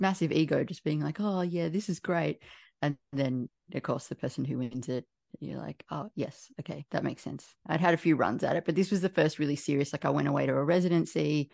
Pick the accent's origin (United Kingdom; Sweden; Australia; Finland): Australia; Canberra, Australian Capital Territory; I'm from Canberra